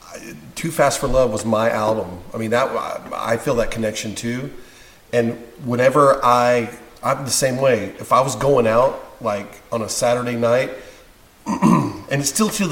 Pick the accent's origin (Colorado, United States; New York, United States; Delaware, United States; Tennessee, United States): Colorado, United States; Colorado Springs; I'm from Colorado